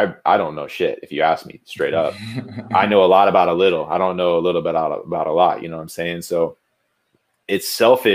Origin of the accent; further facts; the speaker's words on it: Jupiter, Florida, United States; I'm from Jupiter, Florida. It's a small little beach town.